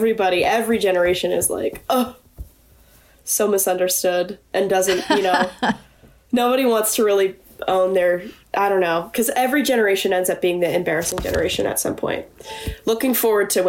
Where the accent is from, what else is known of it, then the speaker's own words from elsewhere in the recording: Colorado, United States; I am that person from Colorado